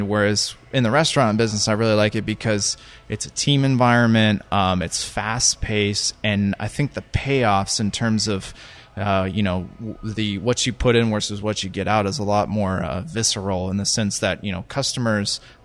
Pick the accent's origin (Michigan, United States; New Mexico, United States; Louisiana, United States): New Mexico, United States; Albuquerque; moved away as an adult; also born or lived in Mongolia / Singapore; I grew up in Albuquerque.